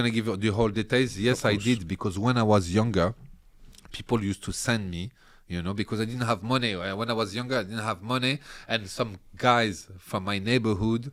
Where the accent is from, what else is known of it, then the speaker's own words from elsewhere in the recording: Paris, Île-de-France, France; also born or lived in Algeria; So I was raised in Paris.